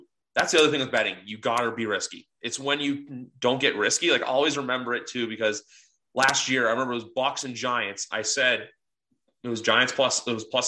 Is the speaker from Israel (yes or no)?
no; Canada; I'm actually Canadian. I don't live in the States.